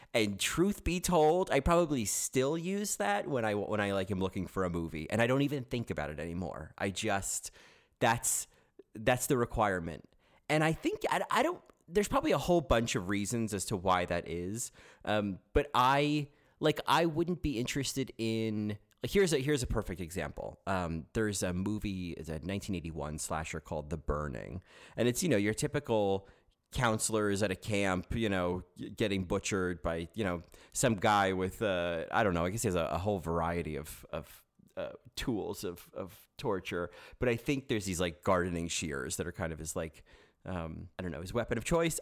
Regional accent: New Jersey, United States; accent: New Jersey; now in New York, United States; I'm not from Houston, I'm from New Jersey, and you could probably tell that from, uh, the fact that I sound like someone from New Jersey

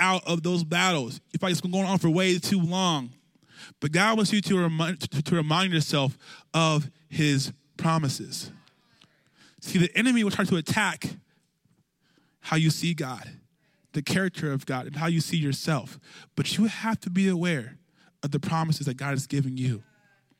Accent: California, United States; I grew up in California

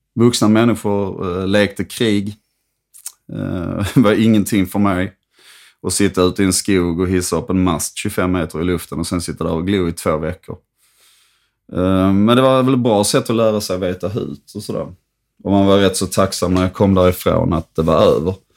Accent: Höllviken, Skåne, Sweden; also born or lived in Trelleborg; jag växte alltså upp i en kärnfamilj i Höllviken

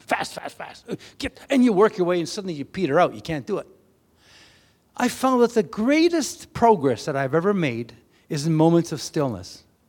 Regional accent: Canada; we come from Canada

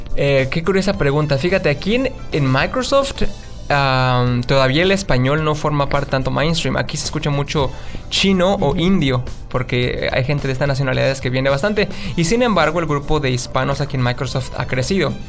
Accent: San Juan del Río, Querétaro, Mexico; moved away as an adult; now in Seattle, United States; soy de México, de una ciudad muy pequeña del estado de Querétaro llamado San Juan del Río. Es una ciudad pues humilde, no tiene muchos medios de trabajo y ahí crecí

